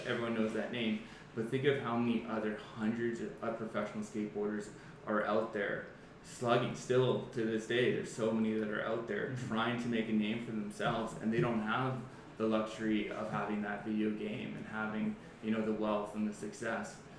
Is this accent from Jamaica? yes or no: no; Medicine Hat, Alberta, Canada; I grew up in Medicine Hat, Alberta, and my father was an insurance broker